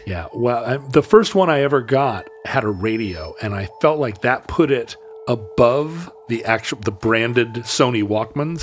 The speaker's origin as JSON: {"language": "English", "country": "United States", "said": "I'm an American."}